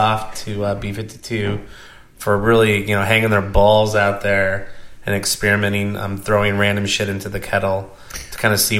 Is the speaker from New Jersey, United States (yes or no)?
no; Houston, Texas, United States; growing up in the Houston area. So I grew up in and around... the northwest side, 290 Highway 6 area, and the neighborhood of Copperfield.